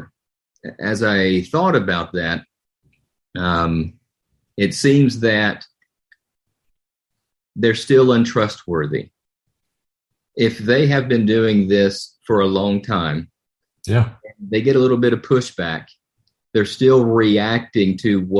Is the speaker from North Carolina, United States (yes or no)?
yes; Winston-Salem, North Carolina, United States; I'm from North Carolina, and First Baptist Church of Winston-Salem, where I was born